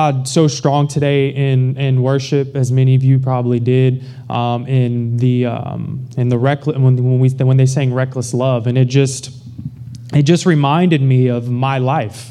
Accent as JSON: {"language": "English", "town": "Baton Rouge", "region": "Louisiana", "country": "United States", "tie": "born or raised there", "moved": "as an adult", "lives_now": "Houston, United States", "said": "I grew up in Baton Rouge, Louisiana"}